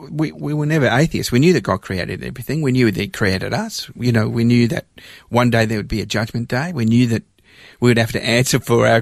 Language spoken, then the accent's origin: English; Melbourne, Victoria, Australia; also born or lived in London / Cyprus (parents); in 1967, I was 7 years old, and our family immigrated to Australia, and we landed in Melbourne, and I grew up in Australia